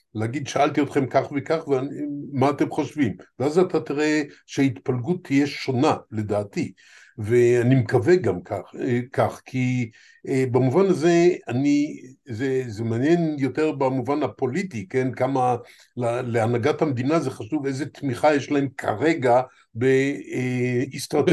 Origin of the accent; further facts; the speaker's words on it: Israel; ארץ שבה נולדתי מופיעה כפלסטינה איי